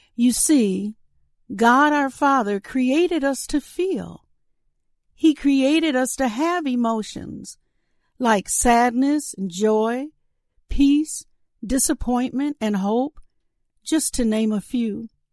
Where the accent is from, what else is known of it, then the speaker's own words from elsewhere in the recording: Saint Paul, Minnesota, United States; My hometown is Saint Paul, Minnesota.